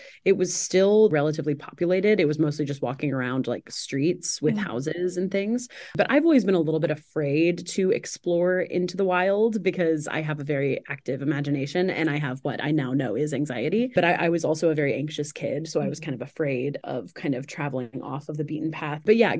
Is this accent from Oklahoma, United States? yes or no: yes; Tulsa, Oklahoma, United States; also born or lived in Stillwater, Oklahoma; Northeast Oklahoma, is where my folks hail from. Like I said, I grew up in Tulsa, but my folks grew up about an hour and a half northeast of Tulsa in a little bitty town called Commerce